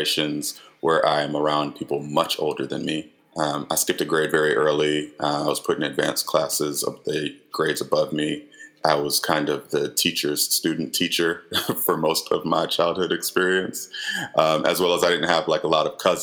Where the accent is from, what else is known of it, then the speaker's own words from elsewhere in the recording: Gwinnett County, Georgia, United States; I grew up in Gwinnett County at a time when it was changing so much